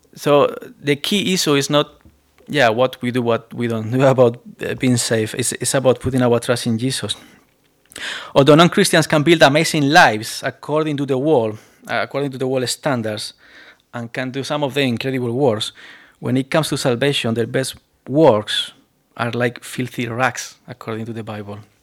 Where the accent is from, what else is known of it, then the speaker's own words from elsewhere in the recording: Spain; accent: Spanish; English is a second language; moved away; my accent is still very Spanish accent